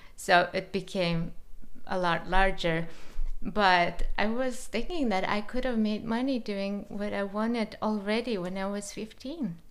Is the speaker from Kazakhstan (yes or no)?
yes; Kazakhstan; I'm from Kazakhstan